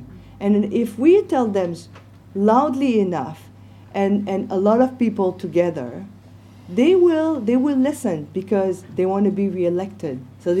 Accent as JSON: {"language": "English", "country": "Canada", "said": "I'm Canadian, and I'm actually French-Canadian. I look so much French-Canadian."}